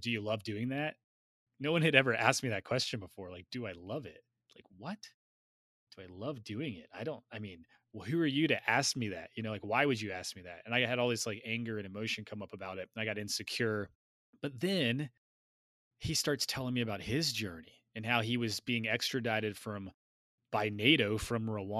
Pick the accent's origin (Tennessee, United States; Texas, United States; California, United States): Tennessee, United States; He grew up in the same area that I grew up in Tennessee.